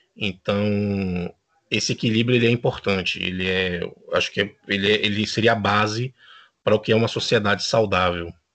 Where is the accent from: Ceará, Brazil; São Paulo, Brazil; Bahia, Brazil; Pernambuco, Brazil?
Bahia, Brazil; now in Uruguay; eu sou da Bahia, mas moro no Uruguai